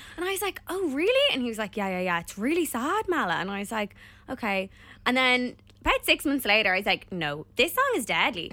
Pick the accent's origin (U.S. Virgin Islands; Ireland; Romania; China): Ireland; we are Irish